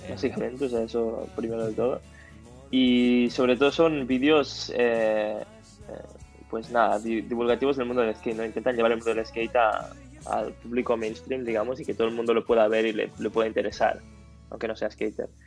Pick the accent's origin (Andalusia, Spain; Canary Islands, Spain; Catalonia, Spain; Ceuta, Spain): Catalonia, Spain; Una vez fui de, de mi pueblo mm. hasta el Magma en Barcelona patinando más, más de 30 kilómetros el skate